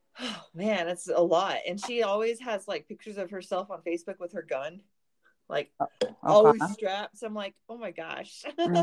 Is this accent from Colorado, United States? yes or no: yes; Colorado, United States; also born or lived in Georgia, United States; I basically say I got to back to Colorado as quick as I could because, dad moved us here and he was like, hey, look at this wonderful, beautiful state and fall in love and let me tear you away from it and take you back to Texas.